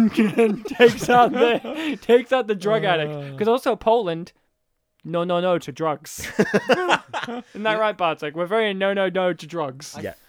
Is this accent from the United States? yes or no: no; Kempsey, New South Wales, Australia; I come from the town where …, the rock musician, crashed his car.